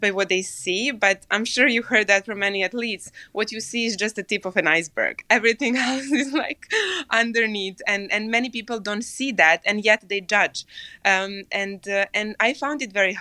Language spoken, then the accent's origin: English; Serbia; moved away; I came from Serbia